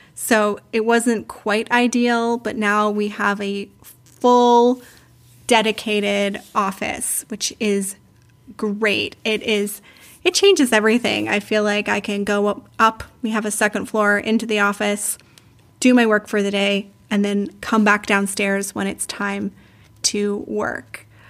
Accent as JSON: {"language": "English", "town": "London", "region": "Ontario", "country": "Canada", "also_born_or_lived": "Dublin, Ireland / Brazil", "moved": "as an adult", "lives_now": "Switzerland", "said": "I'm from London, Ontario. I lived there for twenty-six years"}